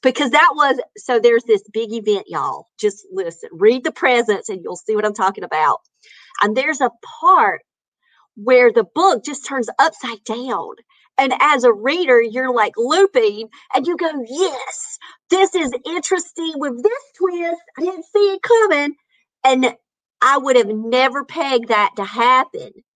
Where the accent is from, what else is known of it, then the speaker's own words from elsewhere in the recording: North Carolina, United States; I'm from North Carolina.